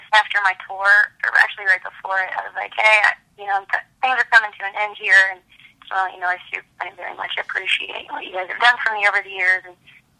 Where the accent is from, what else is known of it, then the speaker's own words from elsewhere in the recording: Kentucky, United States; I'm from Kentucky